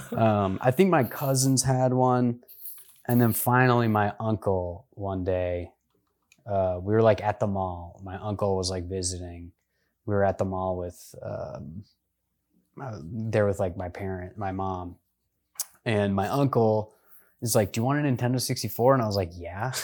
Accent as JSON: {"language": "English", "town": "Washington", "region": "District of Columbia", "country": "United States", "tie": "born or raised there", "said": "I grew up in the D C area"}